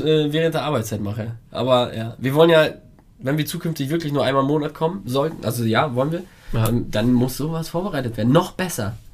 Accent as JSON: {"language": "German", "country": "Italy", "said": "bei uns in Italien"}